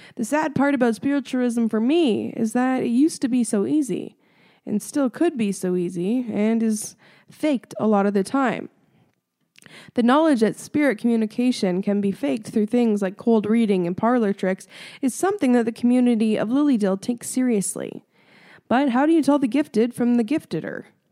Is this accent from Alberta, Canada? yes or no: no; Ontario, Canada; I'm from Ontario